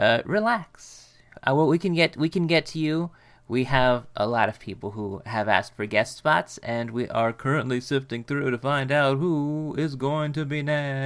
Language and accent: English; United States; We're American, baby.